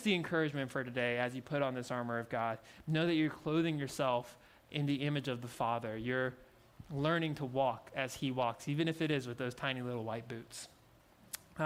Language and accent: English; Louisiana, United States; I'm from Louisiana